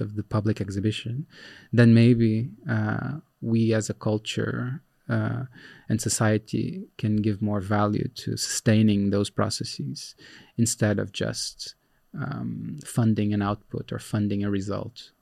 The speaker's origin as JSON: {"language": "English", "country": "Brazil", "tie": "born or raised there", "moved": "as an adult", "lives_now": "Netherlands", "said": "I was born in Brazil. I worked in Brazil for a long time"}